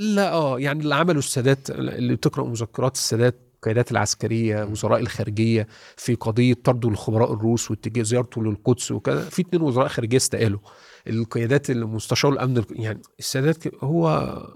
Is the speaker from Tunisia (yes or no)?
no; Egypt; انا مصري